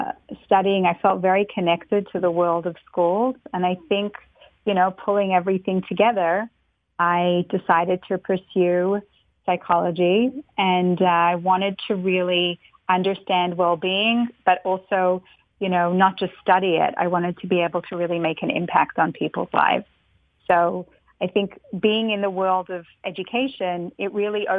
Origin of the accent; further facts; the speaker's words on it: Melbourne, Victoria, Australia; now in New York, United States; I grew up in Melbourne, Australia, very far from here, from New York.